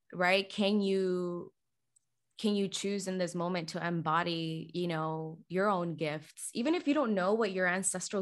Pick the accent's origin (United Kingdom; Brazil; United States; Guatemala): Guatemala; moved away; I'm from Guatemala